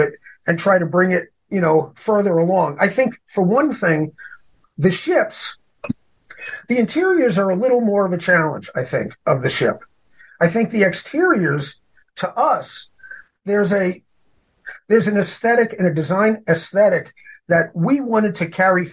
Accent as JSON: {"language": "English", "town": "New York City", "region": "New York", "country": "United States", "said": "I'm from New York City"}